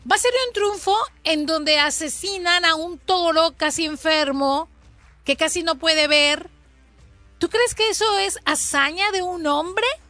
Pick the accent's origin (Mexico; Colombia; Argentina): Mexico; Colima; now in California, United States; Yo de pequeña, de pequeña en Colima